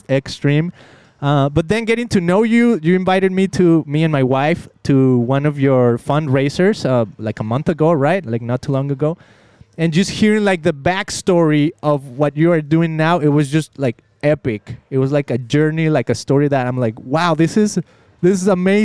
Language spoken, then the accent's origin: English; Mexico; now in United States; I came to America, I'm from Mexico